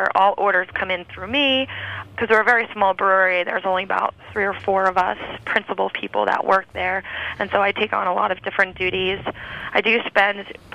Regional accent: New York, United States; now in Napa, United States; I happen to live in Napa, which I'm from New York originally

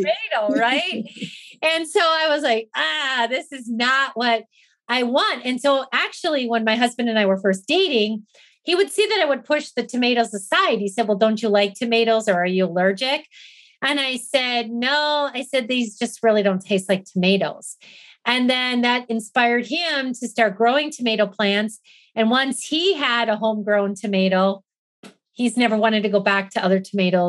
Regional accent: Wisconsin, United States; now in Arizona, United States; I grew up in Wisconsin. So if you know anything about the Midwest, we were all about farming, right?

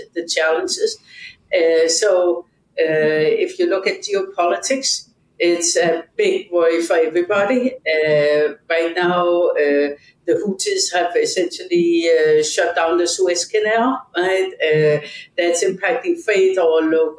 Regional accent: Odense, Southern Denmark, Denmark; moved away; I was born in Odense, Denmark

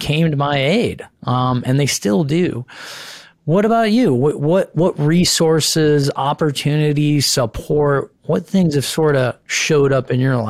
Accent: Santa Barbara, California, United States; They're from Salt Lake. I'm from Santa Barbara.

